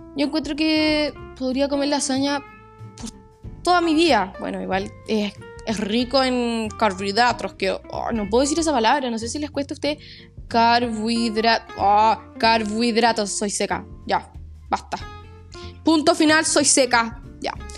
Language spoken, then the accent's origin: Spanish; La Serena, Coquimbo, Chile; Yo nací en Serena. Soy serenense de corazón.